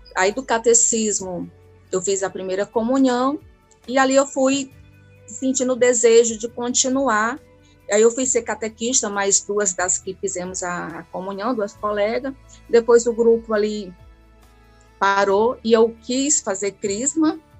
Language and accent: Portuguese; Ararendá, Ceará, Brazil; eu sou de Ararendá